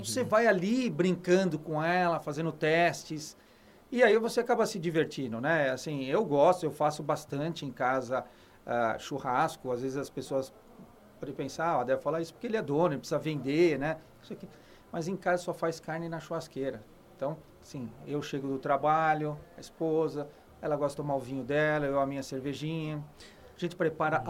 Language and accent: Portuguese; Brazil; sou do Brasil